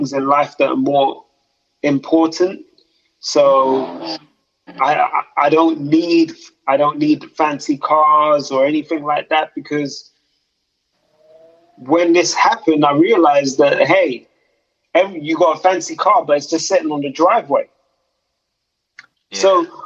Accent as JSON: {"language": "English", "region": "London", "country": "United Kingdom", "moved": "yes", "lives_now": "the Midlands, United Kingdom", "said": "I'm originally from London, but right now I live in the Midlands"}